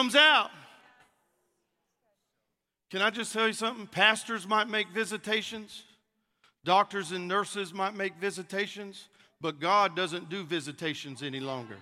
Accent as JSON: {"language": "English", "region": "North Carolina", "country": "United States", "tie": "born or raised there", "moved": "yes", "lives_now": "Mississippi, United States", "said": "I was born in North Carolina"}